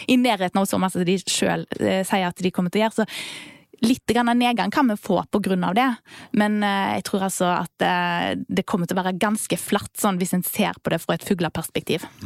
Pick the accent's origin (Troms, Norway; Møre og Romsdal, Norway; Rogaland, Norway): Rogaland, Norway; Vindafjord; Rundt omkring der jeg kommer fra, f.eks. Vindafjord kommune